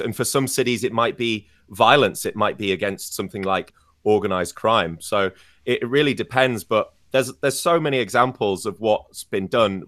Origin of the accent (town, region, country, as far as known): Scarborough, Yorkshire and the Humber, United Kingdom; born or raised there; moved away; also born or lived in York